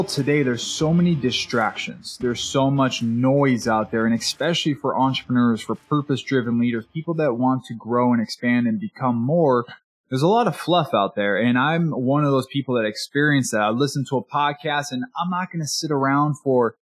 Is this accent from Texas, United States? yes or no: no; Maui, Hawaii, United States; also born or lived in California; I grew up in Maui, Hawaii